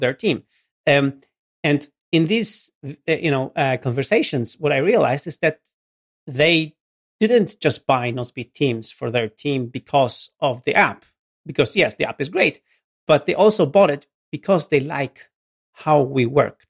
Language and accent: English; Gdynia, Pomeranian Voivodeship, Poland; English is a second language; for the local government in Gdynia, in my hometown